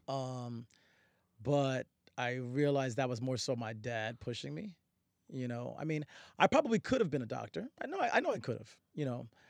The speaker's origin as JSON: {"language": "English", "town": "Newburgh", "region": "New York", "country": "United States", "tie": "born or raised there", "also_born_or_lived": "Harlem, New York City", "said": "I was born in New York City, born Manhattan, Harlem, uh, but I was raised upstate New York in a town called Newburgh"}